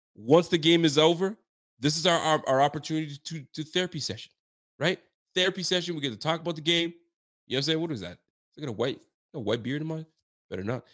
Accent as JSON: {"language": "English", "region": "Ontario", "country": "Canada", "said": "I'm from Ontario."}